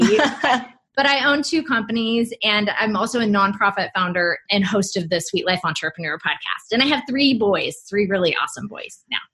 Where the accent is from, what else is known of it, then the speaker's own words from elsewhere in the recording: United States; also born or lived in Hawaii; I grew up in California and Hawaii